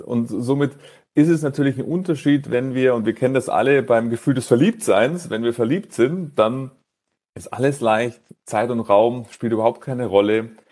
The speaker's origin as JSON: {"language": "German", "town": "Munich", "region": "Bavaria", "country": "Germany", "tie": "born or raised there", "said": "München, meine Heimatstadt"}